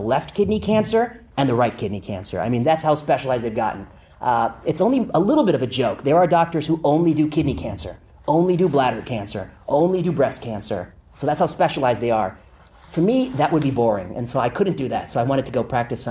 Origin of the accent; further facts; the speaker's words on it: La Porte, Indiana, United States; moved away as an adult; also born or lived in Michigan; now in San Francisco, United States; I'm from the Midwest. People always say, where are you from? I say outside Chicago, but it's kind of a ways outside. LaPorte, Indiana